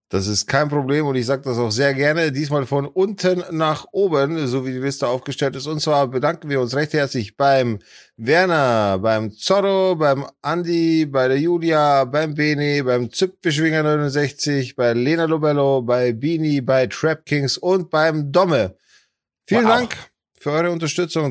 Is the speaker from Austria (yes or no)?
no; Poland; moved away; Ich als Pole ohne deutschen Pass